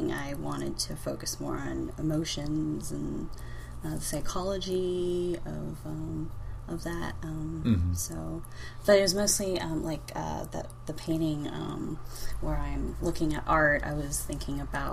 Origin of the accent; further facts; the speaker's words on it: Long Beach, California, United States; also born or lived in San Francisco; I'm from Los Angeles, a suburb of Los Angeles called Long Beach